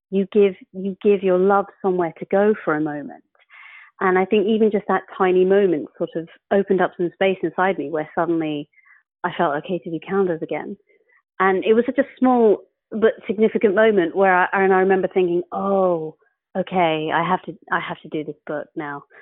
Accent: England, United Kingdom; I'm an English atheist talking to a photograph.

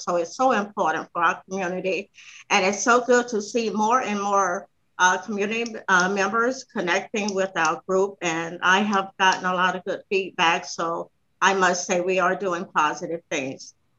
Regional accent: Fort Lauderdale, Florida, United States; I grew up on Northwest 23rd Avenue, the same street that Dr. Sistrunk lived on, which was our family community area off of 6th Street.

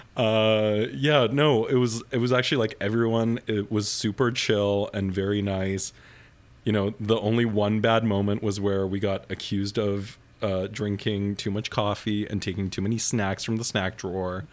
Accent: Winnipeg, Manitoba, Canada; moved away; I grew up in suburban Winnipeg

